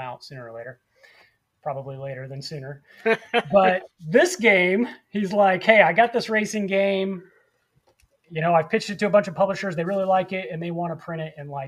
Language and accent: English; near Lafayette, Indiana, United States; I grew up up by Lafayette, up just north of Indianapolis, about an hour north of there